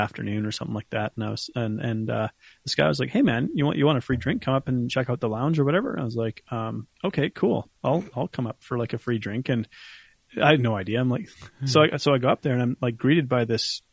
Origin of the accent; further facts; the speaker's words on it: Canada; I'm from Canada